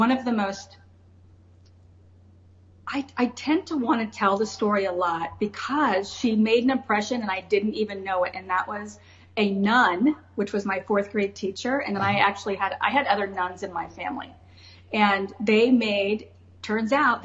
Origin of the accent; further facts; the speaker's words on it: Decatur, Illinois, United States; also born or lived in Florida; now in Des Moines, United States; I am from Decatur, Illinois. Very blue collar industrialized city, Decatur, Illinois, which is near Champaign and about 2 hours south of Chicago